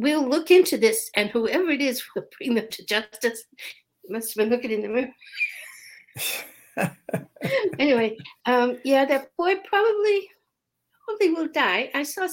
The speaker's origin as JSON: {"language": "English", "town": "Boston", "region": "Massachusetts", "country": "United States", "tie": "born or raised there", "said": "I grew up in Boston"}